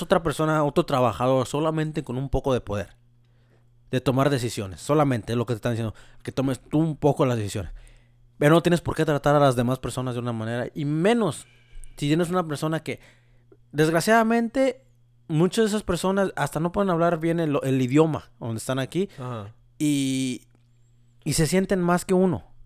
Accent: Mexico; moved away; yo soy mexicano

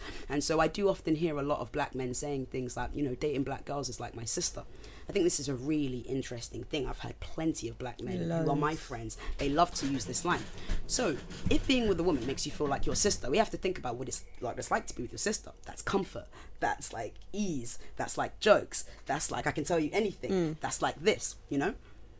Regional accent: Nigeria; I'm Nigerian.

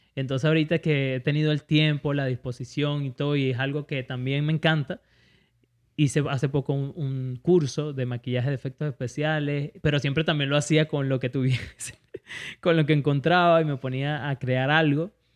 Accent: Venezuela; moved away; soy venezolano

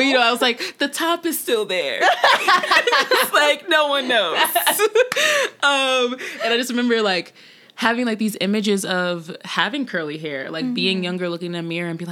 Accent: North Carolina, United States; So I grew up in the South. I grew up in North Carolina

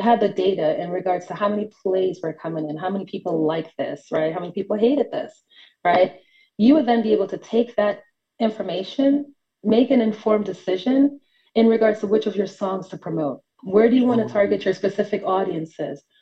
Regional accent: New York City, New York, United States; moved away as an adult; now in Atlanta, United States; I am from New York City, uh, not born, but raised in Brooklyn, New York, and recently just moved to Atlanta about a year ago for work

